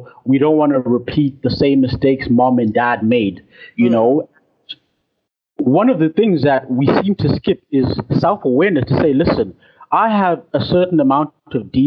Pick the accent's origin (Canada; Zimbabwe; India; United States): Zimbabwe; I'm from Zimbabwe